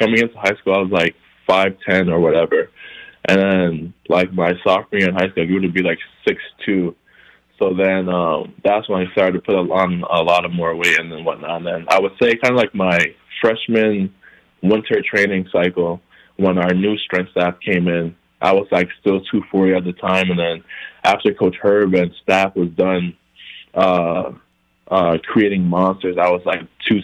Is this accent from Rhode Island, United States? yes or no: yes; Providence, Rhode Island, United States; born or raised there; also born or lived in Guinea / Liberia